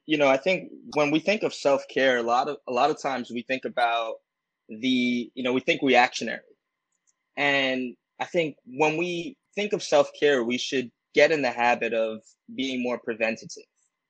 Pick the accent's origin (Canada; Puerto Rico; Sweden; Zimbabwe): Puerto Rico; I had a beautiful trip in mid-June to my home country, Puerto Rico.